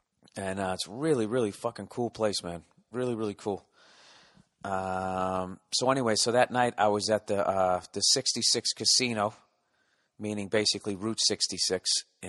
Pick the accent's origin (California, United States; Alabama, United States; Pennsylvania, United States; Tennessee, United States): Alabama, United States; moved away; I grew up in Alabama, and let's just say I'm not going back there.